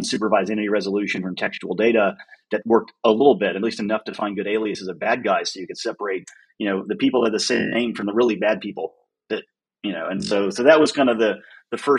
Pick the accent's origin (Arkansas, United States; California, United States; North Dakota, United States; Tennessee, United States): Tennessee, United States; Nashville; also born or lived in Virginia; I'm a Nashville kid